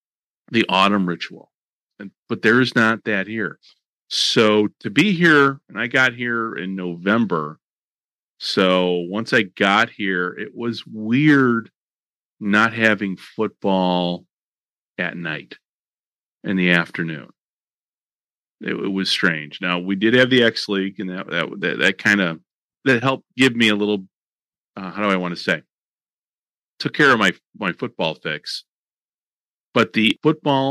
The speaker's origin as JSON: {"language": "English", "country": "United States", "moved": "as an adult", "lives_now": "Japan", "said": "I'm speaking as an American."}